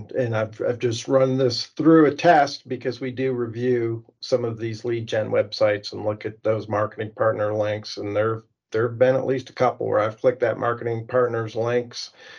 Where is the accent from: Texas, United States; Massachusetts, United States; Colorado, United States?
Massachusetts, United States; Western; I'm from Western Massachusetts.